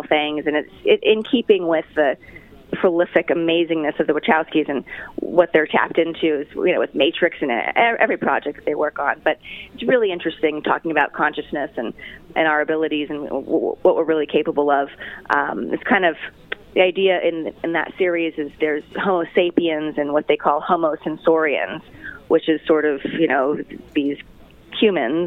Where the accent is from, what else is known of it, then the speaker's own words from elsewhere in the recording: Hawaii, United States; moved away; I grew up in Hawaii, obviously, so I relate to a lot of the Islander themes